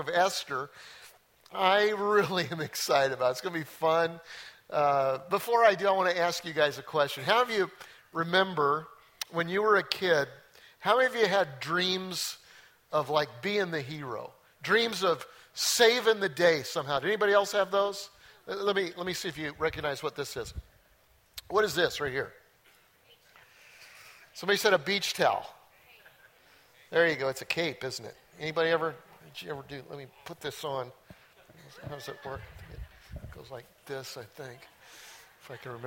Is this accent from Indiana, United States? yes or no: no; Denver, Colorado, United States; I grew up in Denver and went to Bear Creek High School.